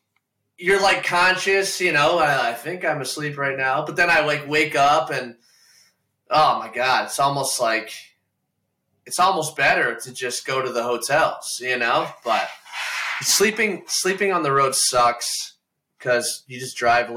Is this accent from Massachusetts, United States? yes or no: no; Toledo, Ohio, United States; I'm from Toledo, Ohio. So we'll be back in Toledo in like a year and a half or so.